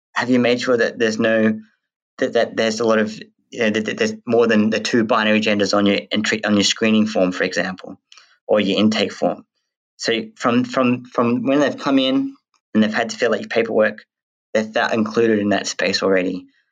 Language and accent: English; Western Australia, Australia; born or raised there; also born or lived in New Zealand